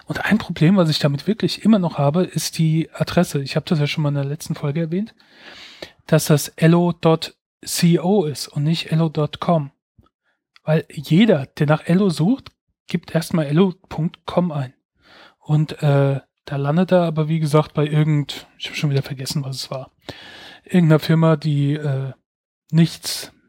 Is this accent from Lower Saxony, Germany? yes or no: no; Mainz, Rhineland-Palatinate, Germany; Ja, ich bin aus Mainz. Das wollte er nämlich wissen. Äh, in Mainz geboren, Mainz aufgewachsen. Ähm, und bisher immer wieder hierher zurückgekommen.